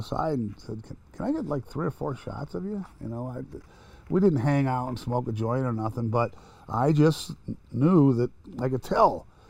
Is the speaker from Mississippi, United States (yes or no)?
no; Cleveland, Ohio, United States; You know, I'm from Cleveland.